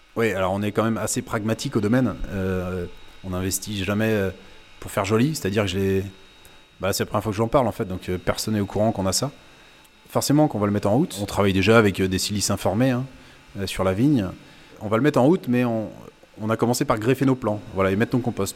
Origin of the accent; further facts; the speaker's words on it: Sèvre et Maine, Pays de la Loire, France; now in Ancenis, France; je suis originaire du Sévramen, hein, plein quart du Muscadet